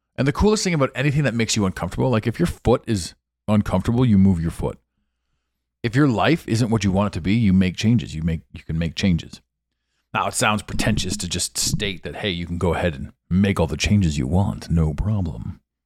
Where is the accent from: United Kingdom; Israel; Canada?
Canada; Ottawa, Ontario; moved away; I grew up in this town.